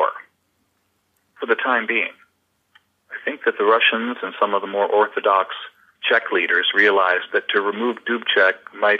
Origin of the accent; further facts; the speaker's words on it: Washington, District of Columbia, United States; moved away as an adult; also born or lived in Chicago / Slovakia; I grew up in Washington, D.C.